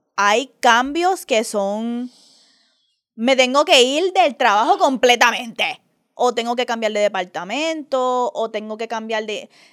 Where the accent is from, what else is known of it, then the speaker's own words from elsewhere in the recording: Puerto Rico; yo me crié con mi mamá en Puerto Rico